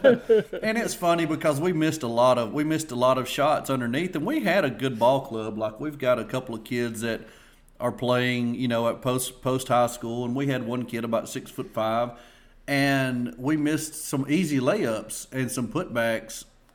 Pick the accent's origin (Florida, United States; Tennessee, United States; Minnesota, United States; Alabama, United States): Alabama, United States; Red Bay; Red Bay, my hometown, played him.